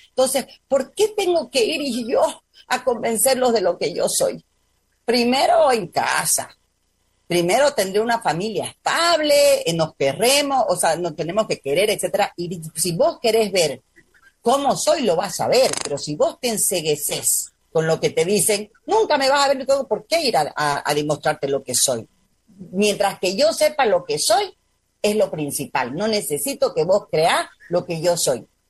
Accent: Santa Cruz, Bolivia; Nos han acomplejado a nosotros los cruceños

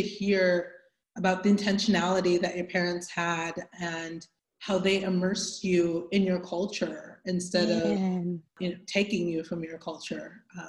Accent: DR Congo; born there; So my story I was born in the Congo, the Democratic Republic of the Congo, in Central Africa, near the border of Congo and Rwanda.

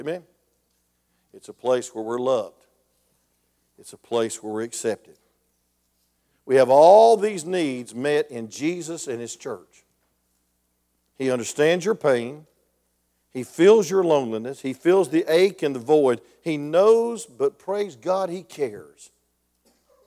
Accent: Grayson, Georgia, United States; I'm a hillbilly from Grayson, Georgia

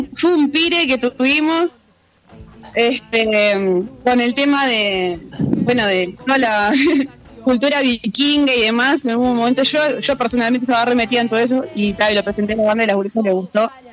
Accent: Montevideo, Uruguay; Somos de Montevideo

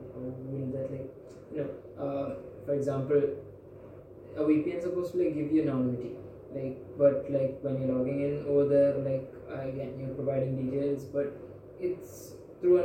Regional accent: India; I was from India

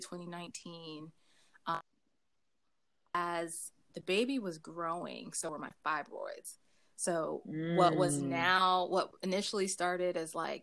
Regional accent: Raleigh, North Carolina, United States; moved away as an adult; now in Japan; I am originally from North Carolina, born and raised from the Triangle area in Raleigh, North Carolina

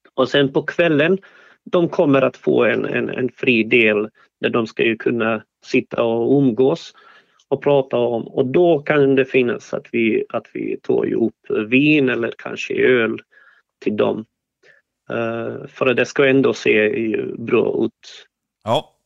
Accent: Sarajevo, Federation of Bosnia and Herzegovina, Bosnia & Herzegovina; Swedish is a second language; now in Sweden; jag är från ursprungligen, jag är född eh, i Sarajevo

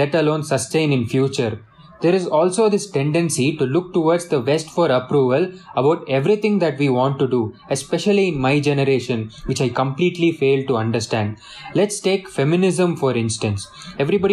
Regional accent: South India, India; Since I am from the South

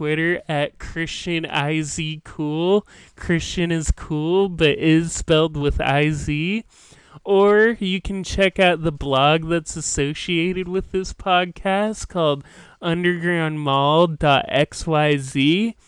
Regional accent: Washington, United States; I'm from Washington State

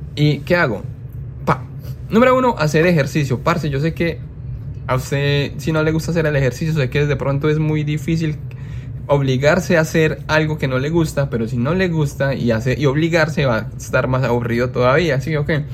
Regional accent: Colombia; moved away; mi país, como es Colombia

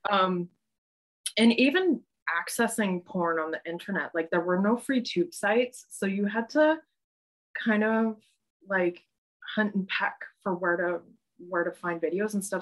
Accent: Calgary, Alberta, Canada; also born or lived in Saskatoon, Saskatchewan / Rosetown, Saskatchewan / Stettler, Alberta; now in Montreal, Canada; I grew up um, in Calgary, like that. I consider that my hometown.

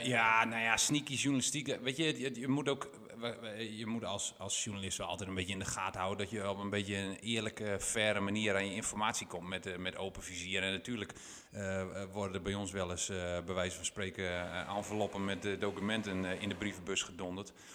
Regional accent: Winschoten, Groningen, Netherlands; ik, ben geboren en getogen in Winschoten

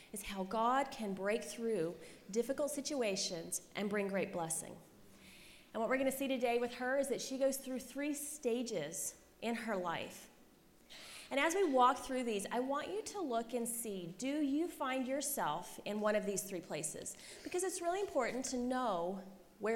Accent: Christiansburg, Virginia, United States; moved away; I grew up in Christiansburg, Virginia, population 20,000.

